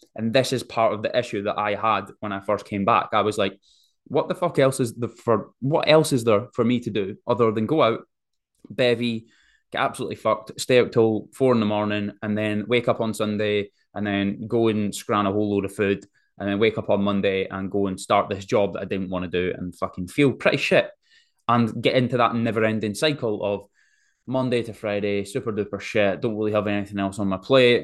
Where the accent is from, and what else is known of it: Forfar, Scotland, United Kingdom; also born or lived in Sydney, Australia